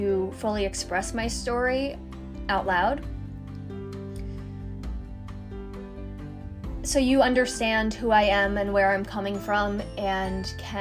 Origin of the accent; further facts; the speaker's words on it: New York City, New York, United States; I grew up in Queens, New York, where there was lots of hustle and bustle